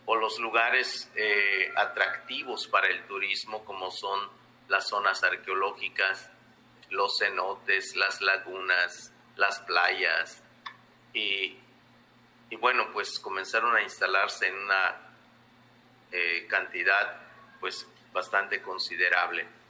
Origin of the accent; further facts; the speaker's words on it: Yucatán Peninsula, Mexico; soy maya de la península de Yucatán